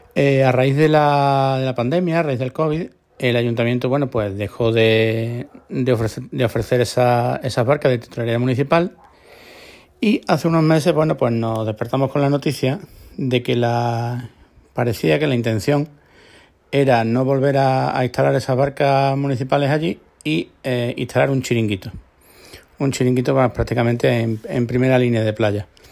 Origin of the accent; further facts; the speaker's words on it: Córdoba, Andalusia, Spain; now in Marbella, Spain; yo soy de Córdoba y no me he criado en, la costa